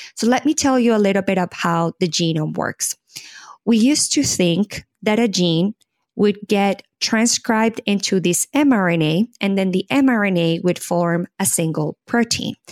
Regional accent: Colombia; moved away as an adult; now in United States; I am originally born and raised in Colombia, South America

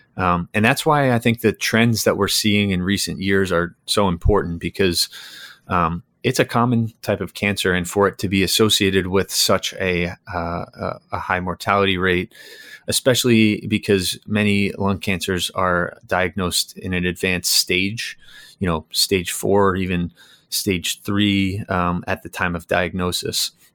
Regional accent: New York, United States; moved away as an adult; now in Connecticut, United States; I'm originally from New York.

